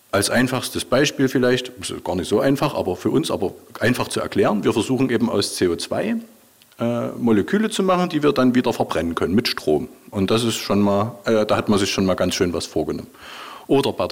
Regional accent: Dresden, Saxony, Germany; now in Jena, Germany; Und Jena ist da schon Glück, weil ich bin Dresdner.

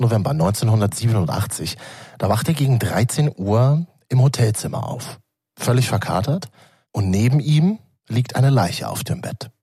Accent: Berlin, Germany; als Berliner

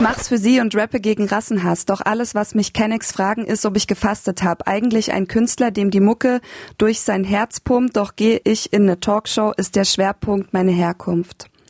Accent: Germany; now in Berlin, Germany; ich als Deutscher

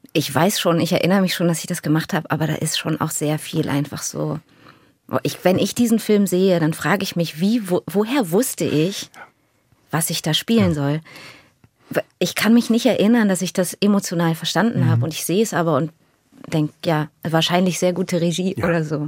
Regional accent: Berlin, Germany; Ich bin in Deutschland geboren

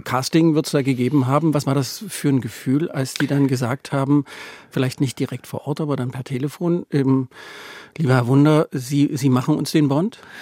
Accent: East Germany, Germany; Also ich bin im Osten groß geworden

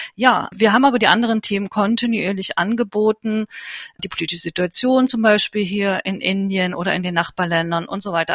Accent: East Germany, Germany; moved away as an adult; now in New Delhi, India; Ich bin ja in der DDR geboren, habe immer in Ostdeutschland äh, gelebt

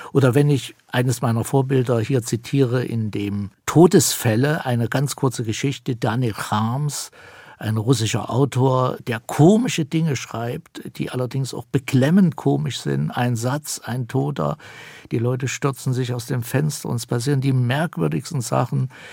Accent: Thuringia, Germany; Das sage ich als Thüringer

